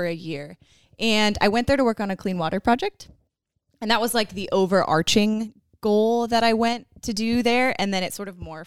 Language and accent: English; Concord, California, United States; I grew up in Concord, California